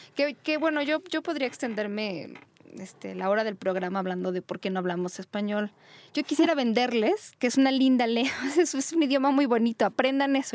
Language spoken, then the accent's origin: Spanish; Mexico; donde vivimos, en nuestra querida México, que fue donde yo nací